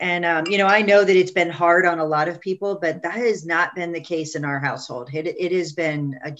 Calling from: Columbus, Ohio, United States; So I'm calling from Columbus, Ohio

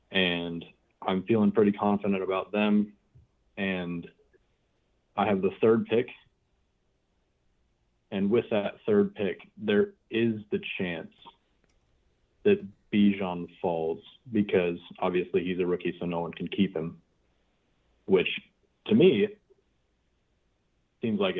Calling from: Kansas, United States

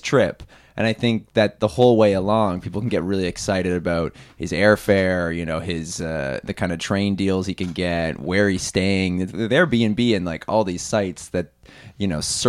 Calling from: Ottawa, Ontario, Canada

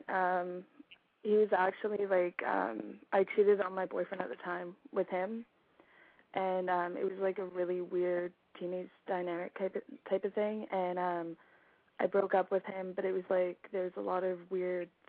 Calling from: Victoria, British Columbia, Canada; Um, I'm calling from Victoria, British Columbia.

